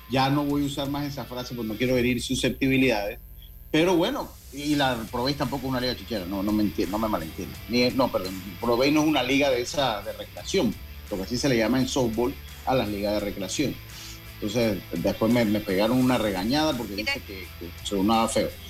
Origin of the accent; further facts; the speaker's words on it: Dominican Republic; no, no, somos dominicanos